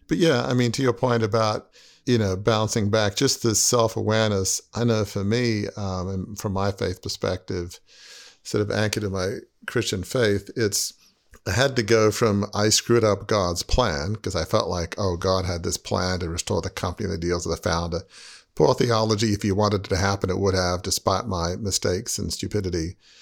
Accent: Australia; moved away; growing up in Australia in a big family media business

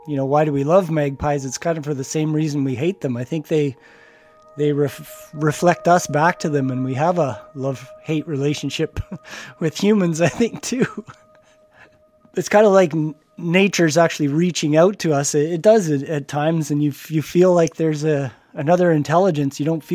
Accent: Edmonton, Alberta, Canada; also born or lived in Lethbridge; I'm an artist from Edmonton. I work mainly in sculpture.

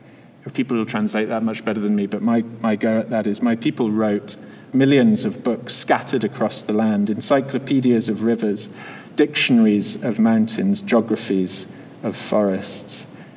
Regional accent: Scotland, United Kingdom; but I come from Scotland, sort of, and if any of you have met the Scottish midge in full force, you'll know that we have our own kind of B-movie versions of insect attacks.

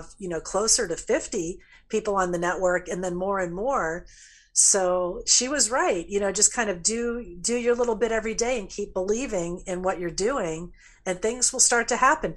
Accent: Florida, United States; my home state of Florida

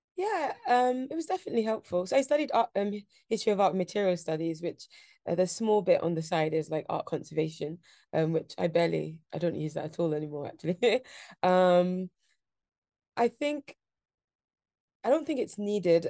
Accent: London, United Kingdom; I grew up in Shoreditch, um, so a very central London

